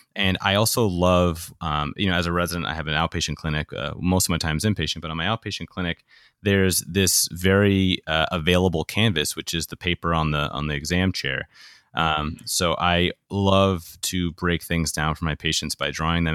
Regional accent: New York, United States; I grew up in New York

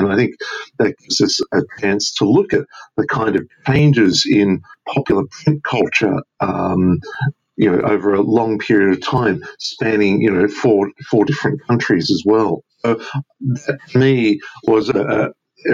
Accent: Australia; when I first received my first copy of the Phantom comic book as a kid growing up in Australia in the late 1970s

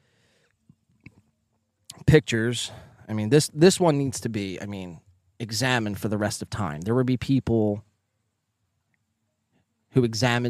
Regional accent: Northeast, United States; accent: Northeastern; that's just my Northeastern accent

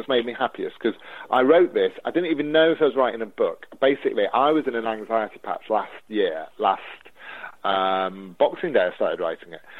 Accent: Newark-on-Trent, East Midlands, United Kingdom; my hometown of Newark-on-Trent in Nottinghamshire

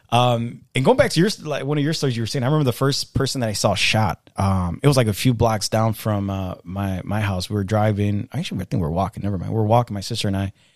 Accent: Chicago, Illinois, United States; also born or lived in Mexico; I actually also grew up, uh, in the city, but I grew up in the south side.

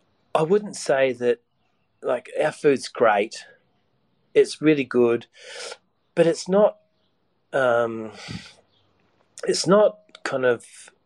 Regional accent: Sydney, New South Wales, Australia; I said, I'm from Sydney.

